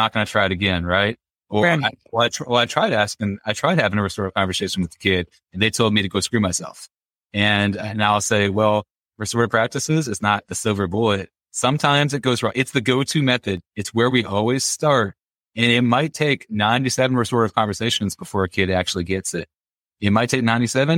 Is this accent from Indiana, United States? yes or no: yes; Indiana, United States; I'm from Indiana